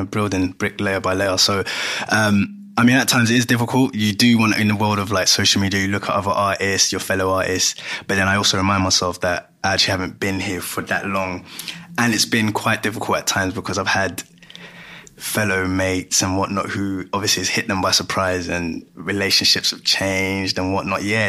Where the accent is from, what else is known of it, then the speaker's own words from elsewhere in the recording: London, United Kingdom; also born or lived in Ghana; born and bred from Greenwich